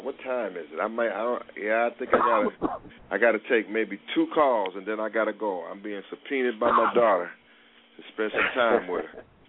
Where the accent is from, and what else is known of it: United States